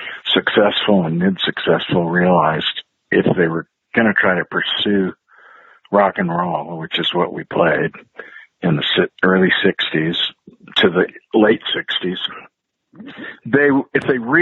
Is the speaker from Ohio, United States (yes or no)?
no; eastern Oregon, United States; also born or lived in Wisconsin / Idaho; I grew up in the Pacific Northwest. Yeah. I was born in Wisconsin. And when I was very young, about 7 years old, my family moved to Oregon